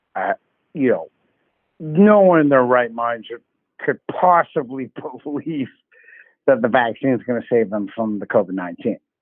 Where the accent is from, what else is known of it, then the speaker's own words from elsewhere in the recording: Canada; I'm Canadian